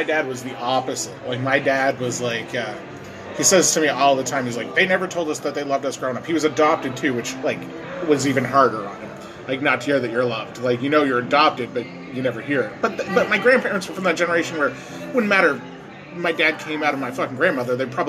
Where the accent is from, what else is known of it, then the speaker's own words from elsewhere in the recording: Bridgewater, United States; I was going back to Bridgewater, where he was living at the time, my hometown, and it was his birthday then.